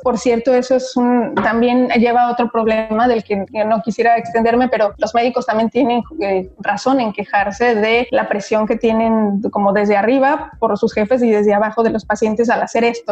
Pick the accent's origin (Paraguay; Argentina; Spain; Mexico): Mexico; moved away as an adult; now in Belgium; como persona, como mexicana